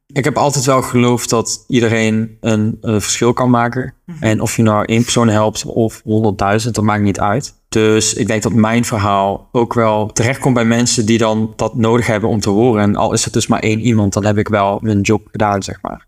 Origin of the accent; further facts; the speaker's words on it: Buchten, Limburg, Netherlands; ik kom uit de buurt van Sittard, mhm. maar ik kom oorspronkelijk uit een dorpje genaamd Buchten